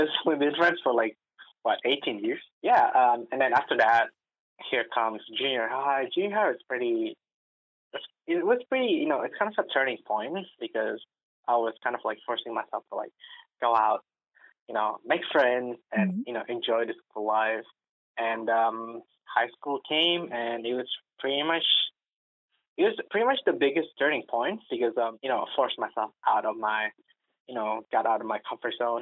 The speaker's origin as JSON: {"language": "English", "region": "Jakarta", "country": "Indonesia", "tie": "born or raised there", "moved": "as an adult", "said": "I'm from Indonesia. I was born and raised in Jakarta, Indonesia."}